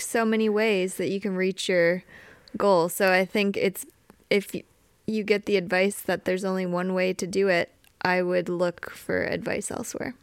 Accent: Wisconsin, United States; I grew up riding in Wisconsin

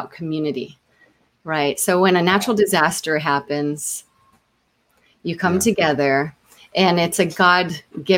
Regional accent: Homestead, Florida, United States; also born or lived in Cocoa Beach, Florida; I was born and raised in a small town in Homestead, Florida.

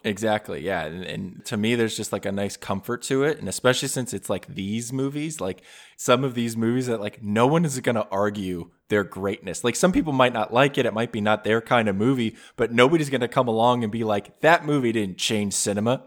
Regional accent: New Jersey, United States; I grew up in New Jersey

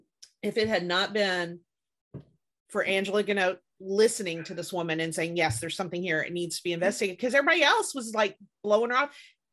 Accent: Indiana, United States; we're from Indiana

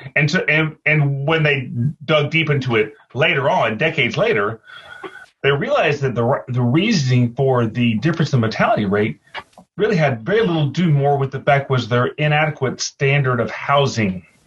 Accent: the South, United States; I am living in the South, growing up in the South

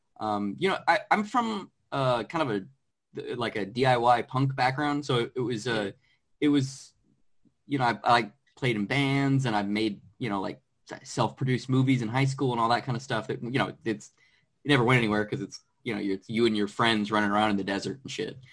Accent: Arizona, United States; moved away as an adult; now in Los Angeles, United States; I'm originally from Arizona. I moved out to Los Angeles, where I currently live, probably 6-7 years ago.

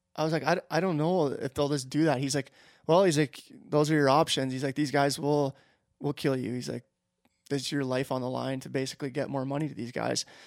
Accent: Canada; I, am a Canadian citizen

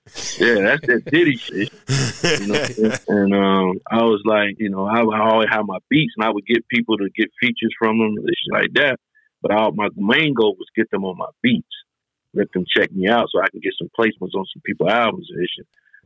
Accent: Detroit, Michigan, United States; born there; I wasn't born in North Carolina. I was born in Detroit.

